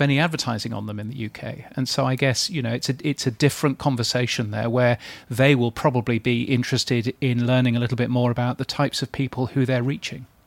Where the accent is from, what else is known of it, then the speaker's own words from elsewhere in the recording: United Kingdom; as a Brit